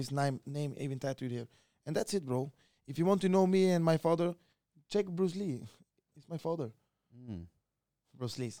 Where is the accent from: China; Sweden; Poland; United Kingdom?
Sweden; I'm from the best neighborhood in all of Sweden. Like, it's super strong, bro. Like, the older ones in the neighborhood, it's like more or less like a favela, you know? The criminal guys, they are controlling the neighborhood, you know?